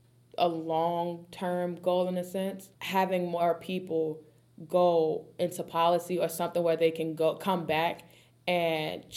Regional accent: Chicago, Illinois, United States; They won't know what growing up in Chicago was like for us.

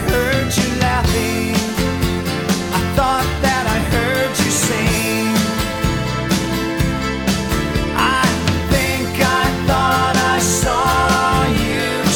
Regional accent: the South, United States; I am from the South

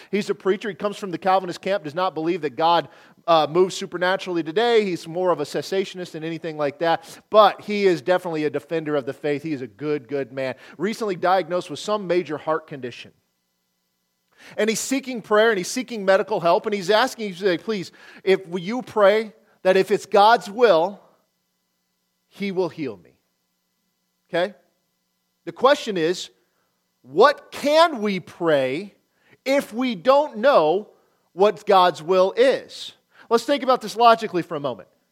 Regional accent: Nebraska, United States; moved away; also born or lived in Oklahoma; I grew up in Nebraska

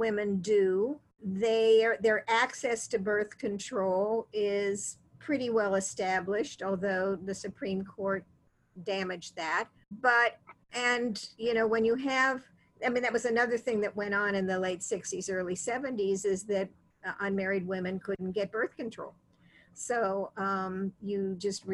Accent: Ohio, United States; now in Massachusetts, United States; my home state of Ohio

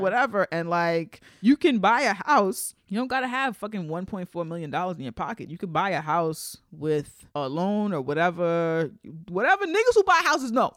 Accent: New York City, New York, United States; we're from New York

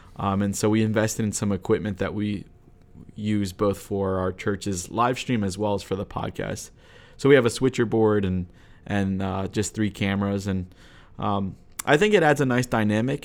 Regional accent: United States; growing up in America, but in a Romanian church.

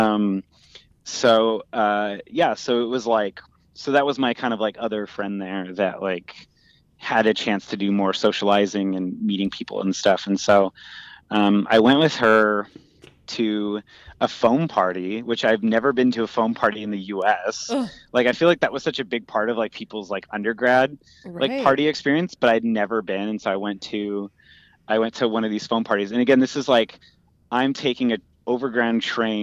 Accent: California, United States; also born or lived in London; I'm from California.

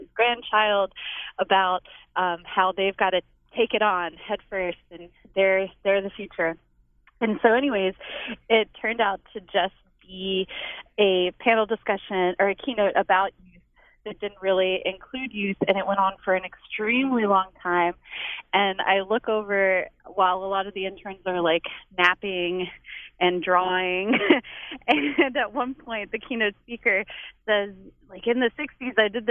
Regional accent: Richmond, Virginia, United States; now in Whitesburg, United States; I'm from Richmond, Virginia

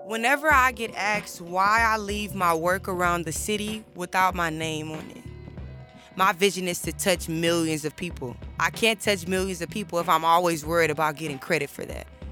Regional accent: Houston, Texas, United States; moved away as an adult; now in Austin, United States; I am from Houston, Texas

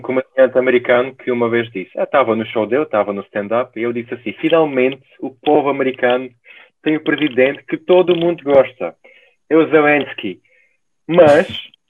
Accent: Ukraine; Portuguese is a second language; now in Portugal; eu sou ucraniano, sou da Ucrânia

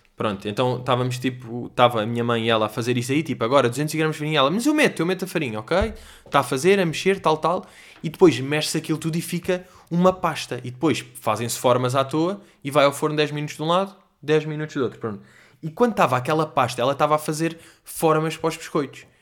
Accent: Portugal; nós somos da Europa desenvolvida

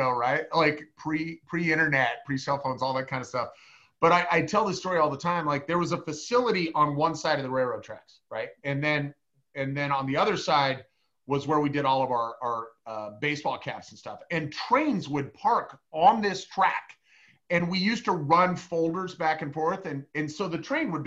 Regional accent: Newton, Iowa, United States; moved away as an adult; also born or lived in Texas; now in Kansas City, United States; I grew up in Newton, Iowa

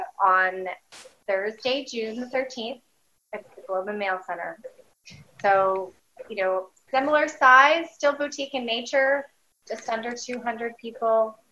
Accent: Oakville, Ontario, Canada; moved away; I'm from Oakville, but you know, my home province

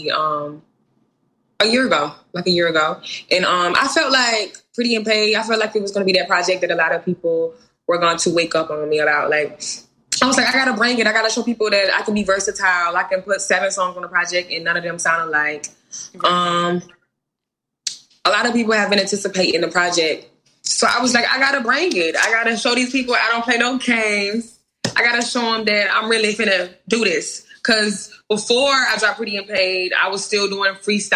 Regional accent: Milledgeville, Georgia, United States; moved away as an adult; now in Atlanta, United States; I'm from a small town, Millersville, Georgia.

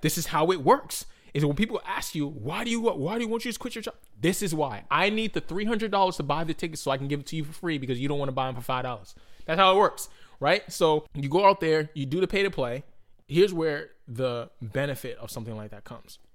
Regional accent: Boston, Massachusetts, United States; I'm like from Boston

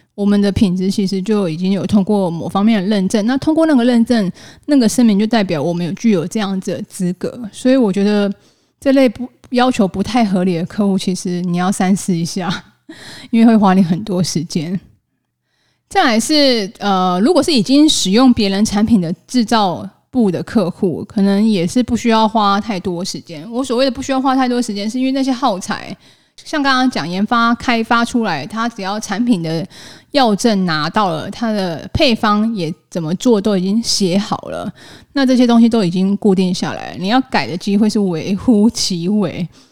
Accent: Taiwan; 我们台湾人真的也蛮老实，也蛮钉钉的呢

